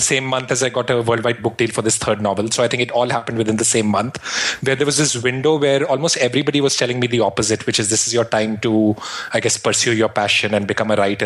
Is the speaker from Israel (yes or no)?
no; Shimla, Himachal Pradesh, India; now in Brooklyn, United States; I grew up in the Himalayas in India, in a place called Shimla